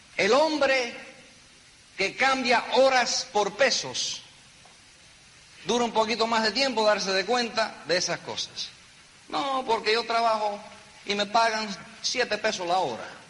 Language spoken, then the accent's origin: Spanish; New York City, New York, United States; Yo me crié en un apartamento chiquitico en Nueva York. Yo nací en Nueva York. Un apartamento en el Bronx.